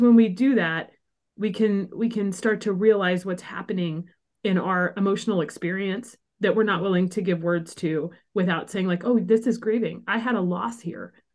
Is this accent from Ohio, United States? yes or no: no; small town Illinois, United States; moved away as an adult; also born or lived in Los Angeles; moved from L A back to my hometown in small town Illinois